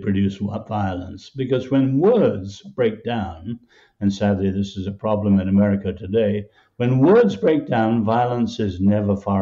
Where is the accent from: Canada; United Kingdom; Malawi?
United Kingdom; England; I grew up in England under Winston Churchill